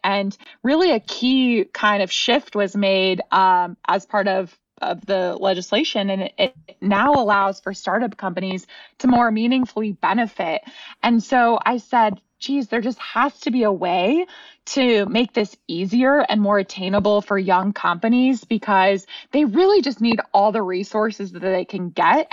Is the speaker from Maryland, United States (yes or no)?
no; California, United States; moved away as an adult; now in Austin, United States; I'm from California